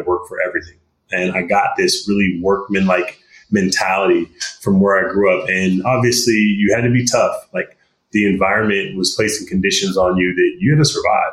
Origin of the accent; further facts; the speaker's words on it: Stockton, California, United States; I grew up in Stockton, California